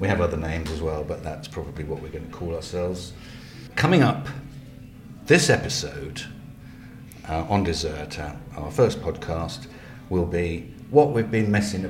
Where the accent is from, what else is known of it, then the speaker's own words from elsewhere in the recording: London, United Kingdom; we're from South London